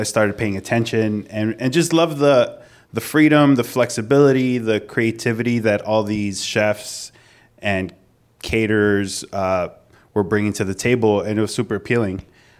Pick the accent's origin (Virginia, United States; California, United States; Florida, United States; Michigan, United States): California, United States; Southern; growing up in Southern California.